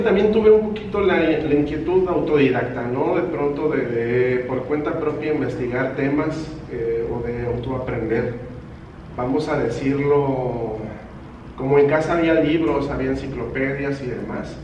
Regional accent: Mexico; moved away as an adult; now in Tijuana, Mexico; en de donde yo soy, en mi lugar de origen

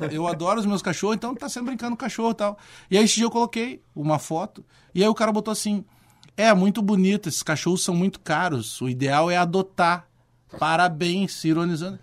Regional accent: Porto Alegre, Rio Grande do Sul, Brazil; eu me criei na Restinga

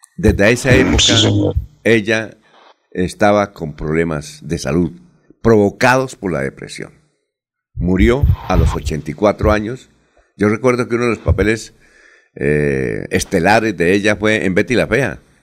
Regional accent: Bucaramanga, Santander, Colombia; yo vengo de Bucaramanga

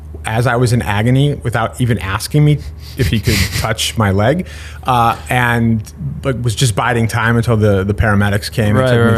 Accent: Chicago, Illinois, United States; also born or lived in Highland Park, Illinois / Glenview, Illinois / Skokie, Illinois / Normal, Illinois; born and raised in Chicago.

